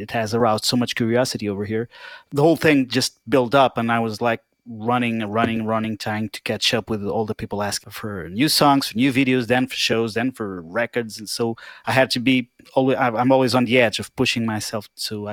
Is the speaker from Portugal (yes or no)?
yes; Portugal; I'm from Portugal.